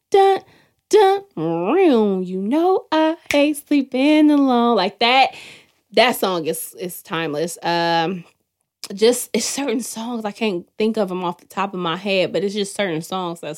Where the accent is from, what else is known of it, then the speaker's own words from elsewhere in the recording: Oakland, California, United States; I'm from Oakland, from the West Coast.